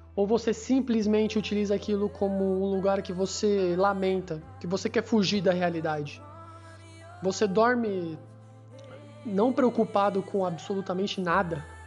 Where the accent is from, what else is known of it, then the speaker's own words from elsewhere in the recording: Santos, São Paulo, Brazil; now in São Paulo, Brazil; Eu nasci em Santos, em um hospital, pela manhã